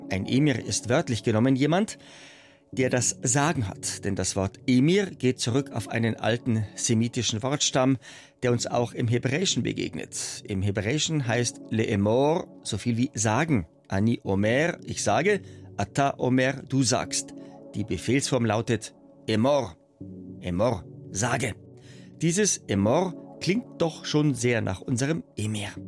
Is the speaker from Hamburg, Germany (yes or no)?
no; Munich, Bavaria, Germany; Ich bin in München geboren und aufgewachsen. Für mich als solcher Jude in Deutschland mit einer israelischen Mutter mit sehr viel Familie in Israel.